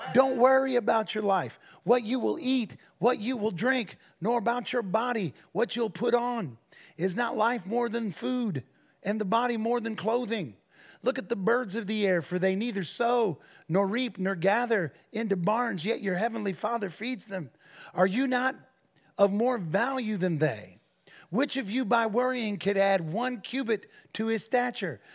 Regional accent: Defiance, Ohio, United States; That was our address, six seventeen and a half Martin Street in Defiance, Ohio

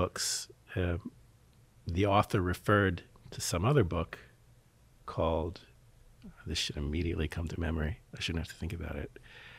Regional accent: Philadelphia, Pennsylvania, United States; I grew up in Philadelphia.

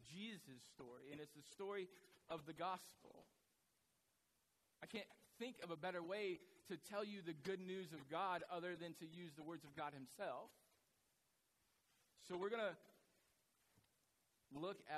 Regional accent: United States

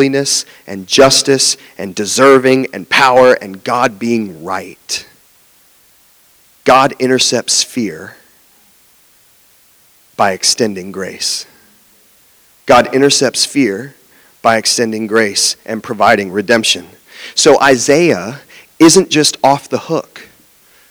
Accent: Jacksonville, Florida, United States; also born or lived in West Palm Beach, Florida; I grew up in Jacksonville and I was going to school in West Palm Beach

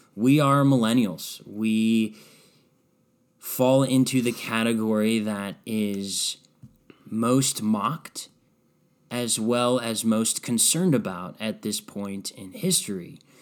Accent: Strongsville, Ohio, United States; moved away as an adult; also born or lived in Red Bank, New Jersey; move back to my hometown of Strongsville

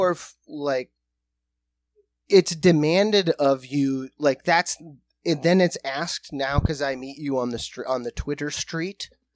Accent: South Dakota, United States; We are from South Dakota

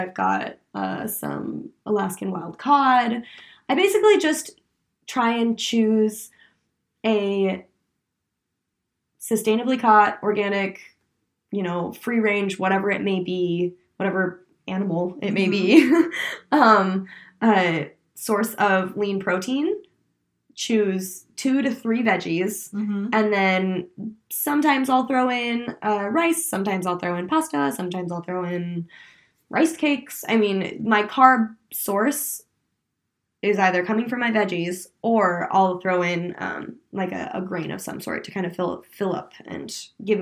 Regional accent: Oregon, United States; I'm from Oregon, so my dad's an avid hunter

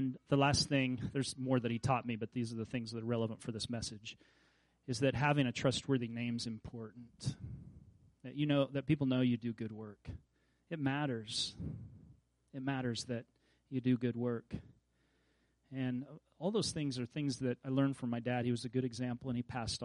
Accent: Kansas, United States; I grew up in Kansas.

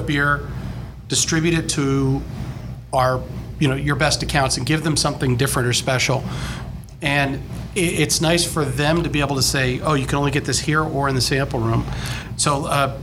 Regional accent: New Jersey, United States; growing up in New Jersey

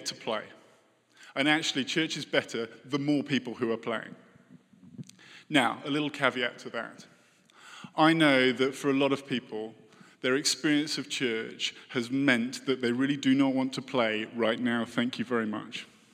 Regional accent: United Kingdom; moved away

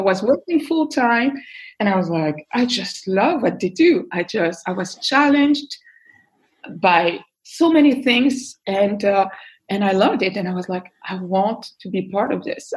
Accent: Belgium; I was born and raised in Belgium

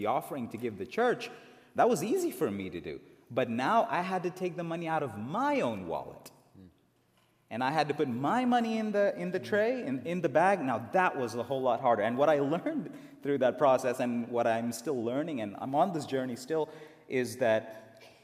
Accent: India; moved away; I was born and raised in India

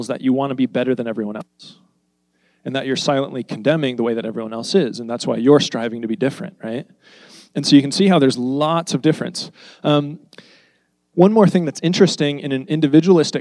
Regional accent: United States; all of us, we're American.

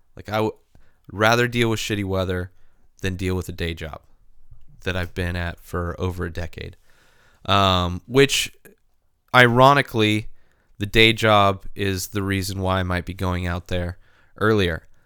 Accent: San Diego, California, United States; I am a pussy from San Diego, grown up in California.

